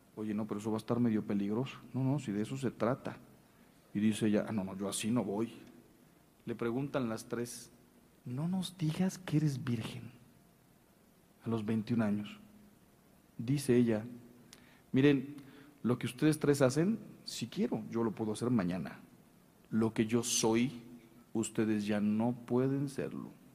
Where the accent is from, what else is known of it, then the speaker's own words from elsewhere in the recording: Mexico; se lo digo yo como mexicano